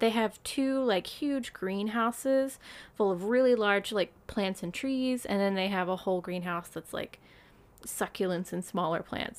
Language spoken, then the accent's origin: English; United States; now in Japan; I'm American.